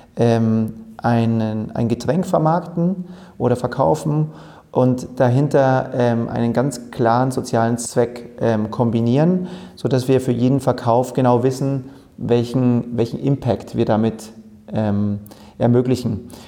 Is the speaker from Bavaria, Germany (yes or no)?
yes; Oberhaching, Bavaria, Germany; also born or lived in Munich; in München geboren, in Oberhaching, südlich von München aufgewachsen